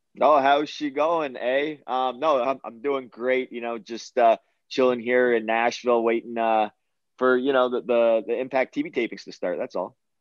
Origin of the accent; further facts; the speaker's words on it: Canada; my home country of Canada